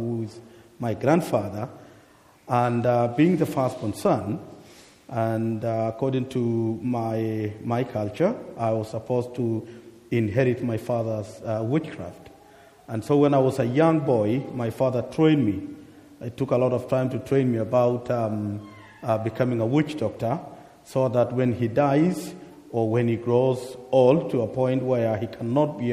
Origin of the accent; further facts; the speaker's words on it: Kenya; I come from Kenya in East Africa, born into a non-Christian family